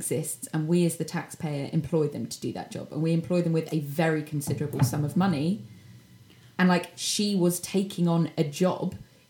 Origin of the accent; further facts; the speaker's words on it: United Kingdom; as a Brit.